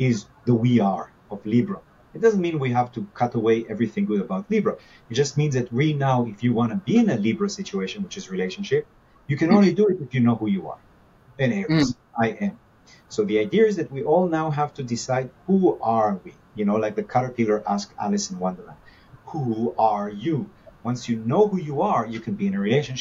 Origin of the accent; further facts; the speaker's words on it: Israel; now in Los Angeles, United States; growing up in Israel, the good uncle from America used to come and bring us stuff